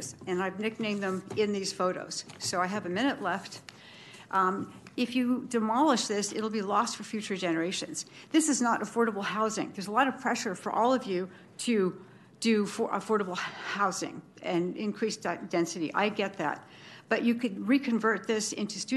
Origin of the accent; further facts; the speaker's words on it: Bay Area, California, United States; moved away as an adult; now in Sacramento, United States; I'm from the Bay Area. I'm new to Sacramento